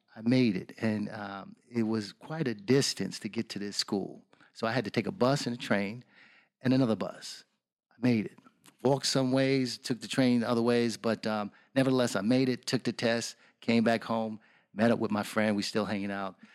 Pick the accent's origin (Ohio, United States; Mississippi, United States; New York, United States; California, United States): New York, United States; New York City; moved away; also born or lived in Washington, D.C.; I grew up the block from Colin Powell